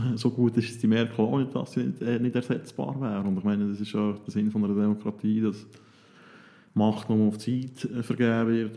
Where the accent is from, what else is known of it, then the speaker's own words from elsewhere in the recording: Switzerland; als Schweizer